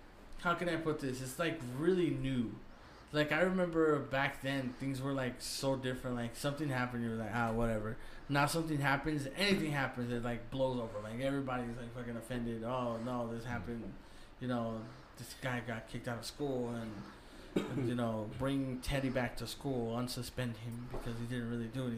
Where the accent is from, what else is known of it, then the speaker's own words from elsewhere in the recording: Mexico; those are the movies that I grew up as in Mexican.